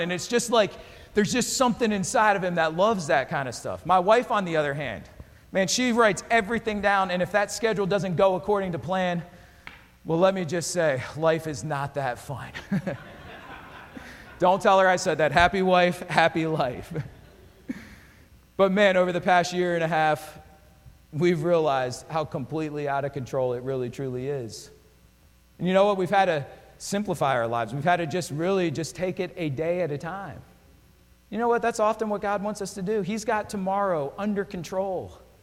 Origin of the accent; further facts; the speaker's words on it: Pocono area, near Bloomsburg, Pennsylvania, United States; now in Florida, United States; I grew up in Pennsylvania. I grew up in the Pocono area, right off Interstate 80. We actually lived near Bloomsburg.